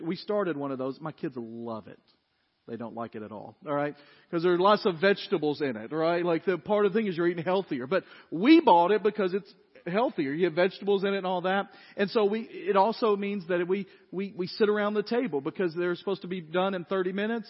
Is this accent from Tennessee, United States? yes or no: yes; Dyersburg, Tennessee, United States; growing up in Dyersburg